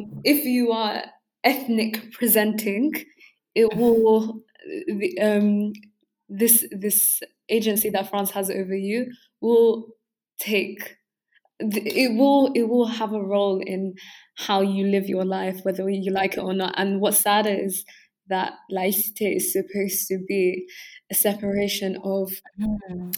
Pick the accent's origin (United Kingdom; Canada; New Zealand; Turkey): United Kingdom; England; first language English; also born or lived in London (NW10); me being able to say that I am from England.